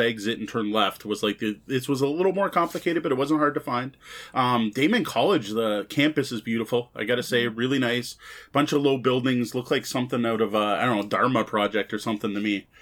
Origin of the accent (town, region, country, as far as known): Canada